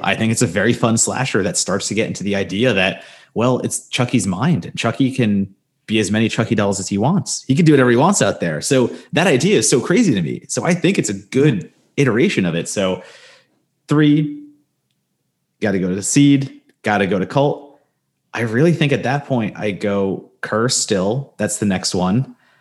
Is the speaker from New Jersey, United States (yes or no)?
yes; New Jersey, United States; moved away; in Jersey, in my hometown, in my Jersey mall, there was always a Spencer's